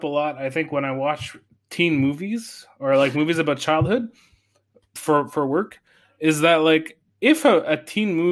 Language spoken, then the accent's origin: English; Saguenay, Quebec, Canada; now in Montreal, Canada; I grew up in Saguenay.